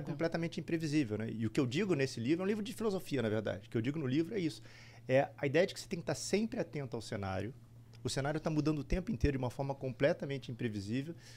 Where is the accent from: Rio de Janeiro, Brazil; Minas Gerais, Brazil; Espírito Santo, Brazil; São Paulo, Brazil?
Rio de Janeiro, Brazil; moved away as an adult; also born or lived in Recife; now in United States; Eu sou do Rio